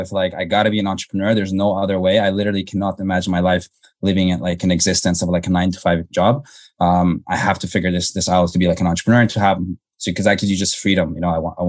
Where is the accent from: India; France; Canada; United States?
Canada; Toronto, Ontario; I grew up in Canada. So grew up in suburban Toronto